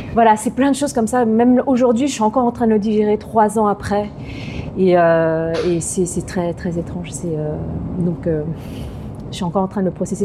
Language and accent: French; France; On est très chauvin euh, en tant que Français